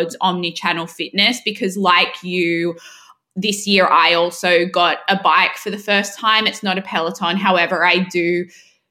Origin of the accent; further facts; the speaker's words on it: Sydney, New South Wales, Australia; accent: Australian; moved away as an adult; also born or lived in United Kingdom; now in New York, United States; And I'm from Sydney. I have a very strong Australian accent.